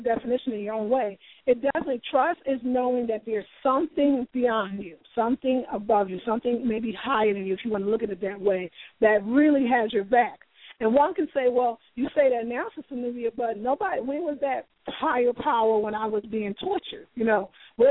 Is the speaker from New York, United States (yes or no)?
yes; New York, United States; I'm from New York